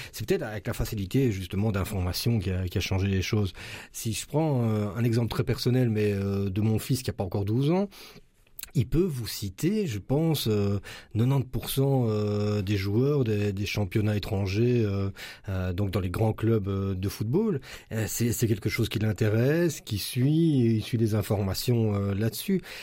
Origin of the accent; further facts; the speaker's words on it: Braine-le-Comte, Wallonia, Belgium; je suis habitant de Braine-le-Comte